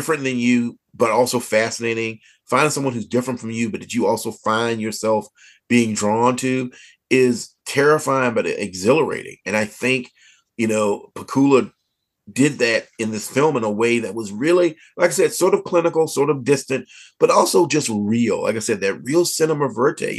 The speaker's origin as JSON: {"language": "English", "region": "the South of Virginia", "country": "United States", "tie": "born or raised there", "said": "As a kid growing up in the South of Virginia"}